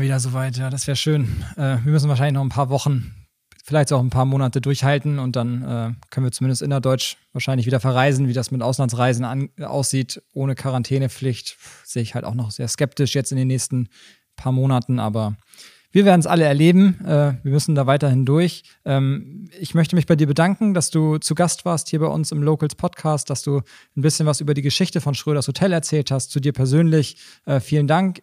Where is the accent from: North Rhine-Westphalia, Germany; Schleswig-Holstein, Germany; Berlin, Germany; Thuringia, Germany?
Schleswig-Holstein, Germany; Schwarzenbek; beide sind ja damit aufgewachsen hier in Schwarzenbeek